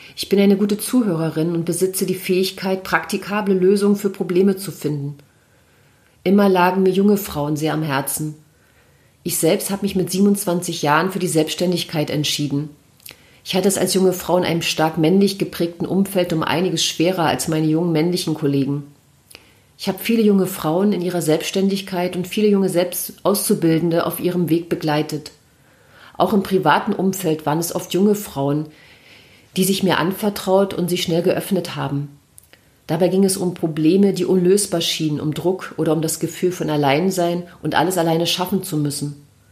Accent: Mecklenburg-Vorpommern, Germany; moved away as an adult; now in Berlin, Germany; Ich habe meine Heimat Mecklenburg und meinen Partner verlassen und bin nach Berlin gezogen

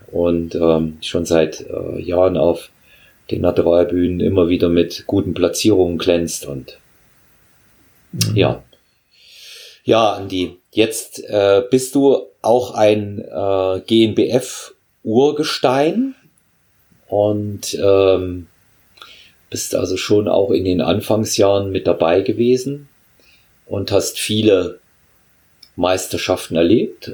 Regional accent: Germany; ich bin ebenfalls in der DDR aufgewachsen, auch zur Schule gegangen

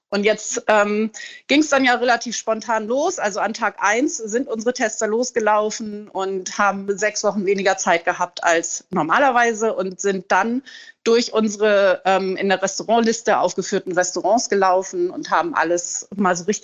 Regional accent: Hamburg, Germany; moved away as an adult; now in Portugal; bin schweren Herzens aus Hamburg tatsächlich weggegangen, weil Hamburg eigentlich meine Heimatstadt ist und ich die Stadt auch sehr, sehr liebe.

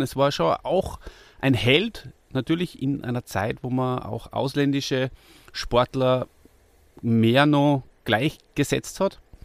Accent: Austria; wir sind Österreicher

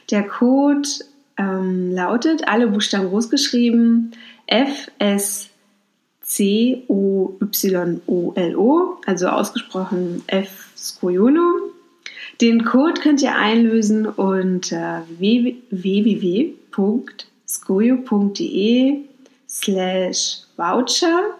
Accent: Mecklenburg-Vorpommern, Germany; Ich komme aus Mecklenburg-Vorpommern, da war das ganz normal, dass man so ganz viele Familienmitglieder eingeladen hat

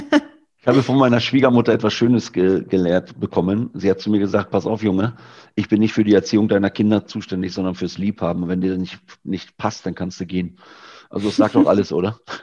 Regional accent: Lower Saxony, Germany; moved away; Ich bin ja eigentlich gebürtiger Niedersachse

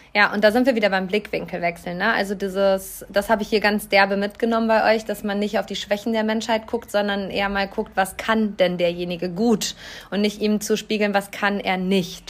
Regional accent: Hamm, North Rhine-Westphalia, Germany; einer Grundschule meiner Heimatstadt Hamm

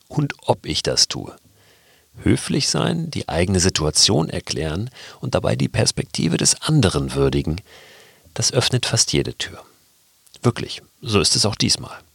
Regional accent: Berlin, Germany; born there; Zum einen bin ich in Westberlin geboren, weil meine Eltern hier die wilden 70er Jahre verbracht haben.

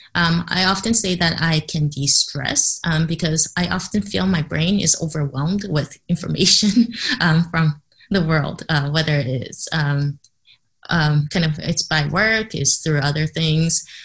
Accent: Canada; first language English; moved away; I grew up in Canada, so English is my first language

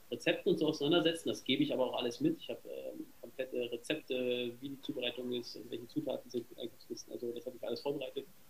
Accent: Berlin, Germany; ich komme aus Berlin

